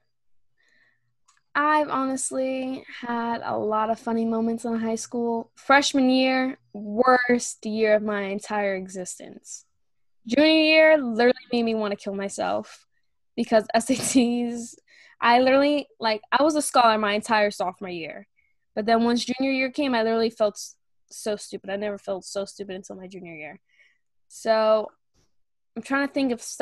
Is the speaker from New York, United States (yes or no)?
yes; New York City, New York, United States; now in New York City, United States; I'm from Queens, Forest Hills, best place